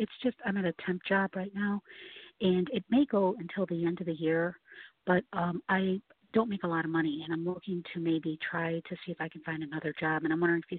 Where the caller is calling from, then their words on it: Chicago, Illinois, United States; I'm calling from Chicago.